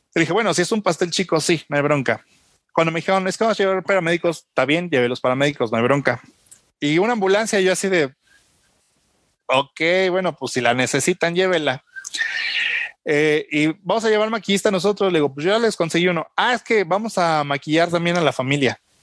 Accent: Mexico; Como mexicanos

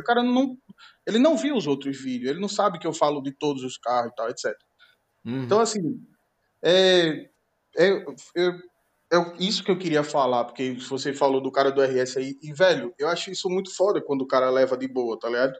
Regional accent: Northeast Region, Brazil; pelo fato de eu ser nordestino

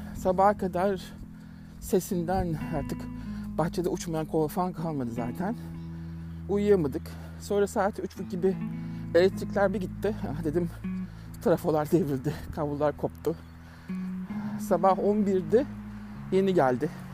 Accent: Turkey; now in Melbourne, Australia; Türk olarak

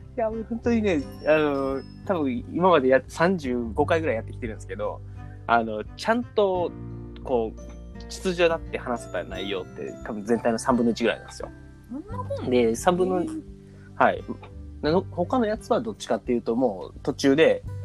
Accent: Osaka, Japan; 大阪人なんで

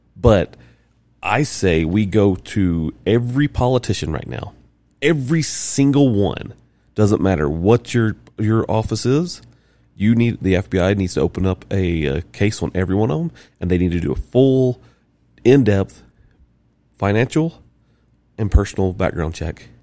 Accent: the South, United States; I'm from South.

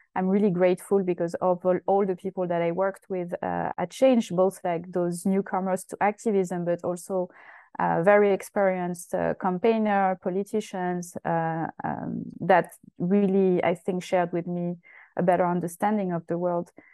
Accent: Essonne, southern suburb of Paris, Île-de-France, France; moved away as an adult; I'm from France. I was born in uh, the southern suburb of Paris, uh, which is called Essonne, uh, and uh, I grew up there until uh, uh, you know quite late, my late twenties.

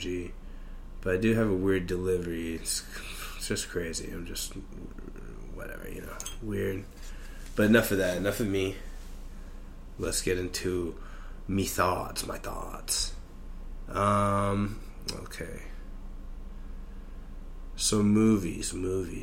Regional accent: United States; I'm just an American

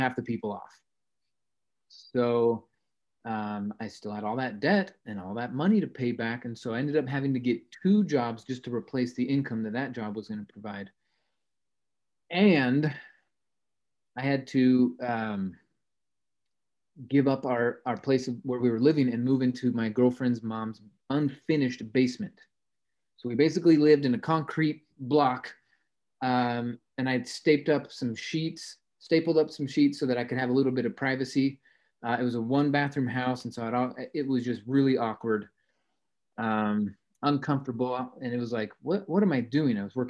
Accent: Salt Lake City, Utah, United States; I grew up in Salt Lake City

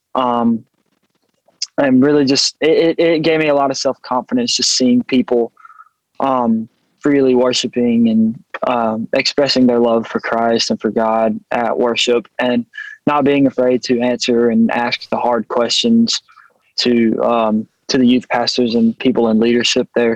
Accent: Thorsby, Alabama, United States; Thorsby, Alabama

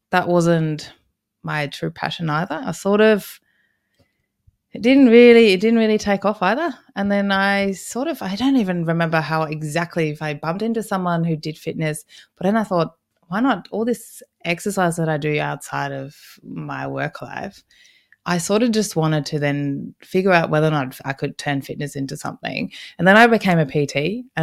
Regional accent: Berlin, Germany; moved away as an adult; now in Australia; I grew up in Berlin, Germany, and I didn't want to go to university there.

